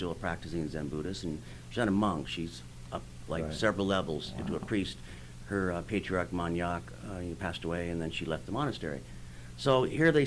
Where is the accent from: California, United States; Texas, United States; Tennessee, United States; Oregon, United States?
California, United States; I'm from California. I live in the Venice High School